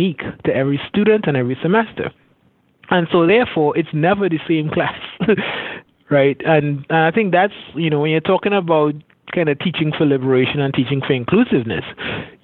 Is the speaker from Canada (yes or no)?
no; Trinidad & Tobago; moved away as an adult; also born or lived in Florida; I grew up in Caribbean, in Trinidad and Tobago, Southern Caribbean, closest Caribbean island to Venezuela